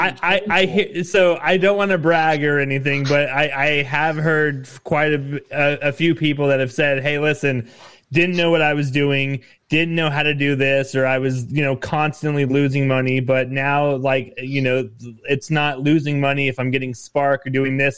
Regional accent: Nevada, United States; with Nevada being my home state

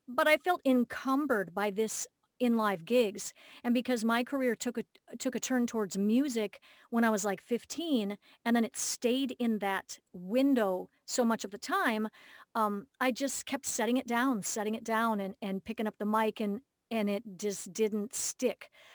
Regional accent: Minneapolis, Minnesota, United States; my hometown, Minneapolis

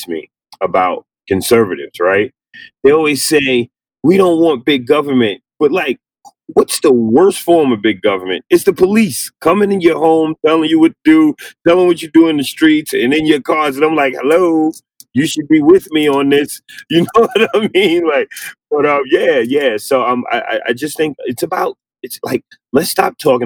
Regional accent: New York City, New York, United States; I'm from the South Bronx

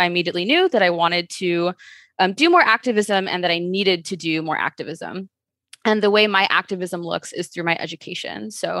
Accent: Chicago, Illinois, United States; And it all started when I was a teenager growing up in Chicago, where just in the city life, you see a lot of things that don't really sit well with you.

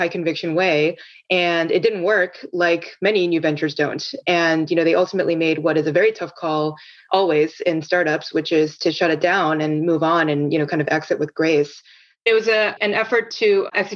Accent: South Korea; moved away; I grew up in Korea where there's a national health system.

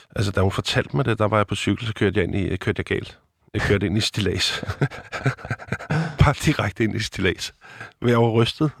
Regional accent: Copenhagen, Capital Region of Denmark, Denmark; Jeg er opvokset på Nikolaj Plads i København

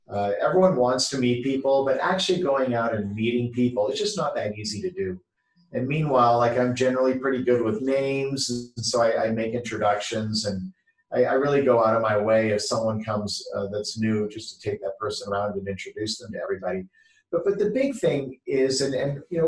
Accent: Canada; also born or lived in San Francisco Bay Area, California, United States; now in Newport Beach, United States; I live in Newport Beach, California, which is just a little bit south of Los Angeles. But I grew up in Canada, but I lived in the San Francisco Bay

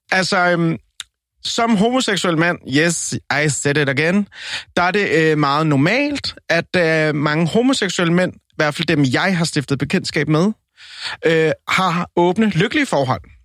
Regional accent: Colombia; now in Denmark; jeg er colombianer

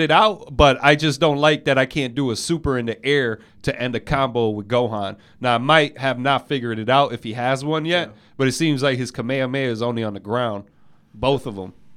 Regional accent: Boston, Massachusetts, United States; As a Bostonian

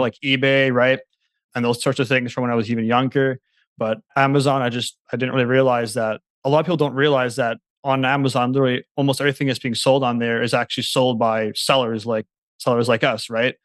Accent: Manitoba, Canada; I live nearby Winnipeg. It's the city, it's the capital city of Manitoba, so I'm from Canada

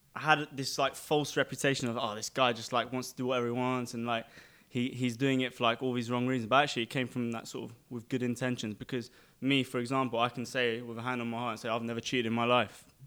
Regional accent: London, United Kingdom; now in Dubai, United Arab Emirates; I was born in London, um, to Armenian pra, Armenian parents

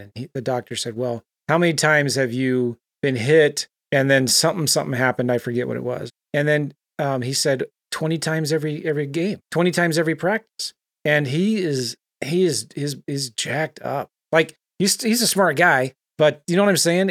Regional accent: San Diego, California, United States; I grew up in San Diego

